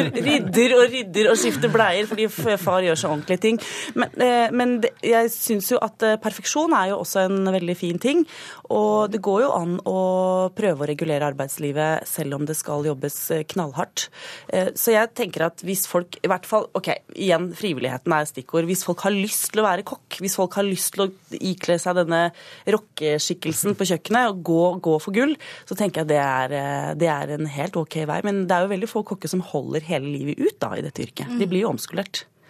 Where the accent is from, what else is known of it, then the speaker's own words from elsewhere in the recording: Akershus, Norway; en jente fra eh, Røkla, altså Akershus